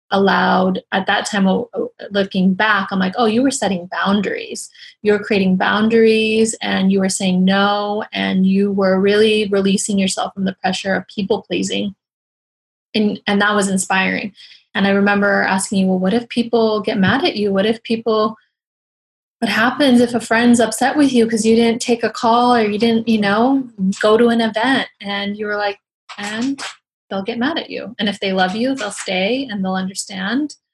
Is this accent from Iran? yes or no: yes; Iran; moved away; I came here from Iran.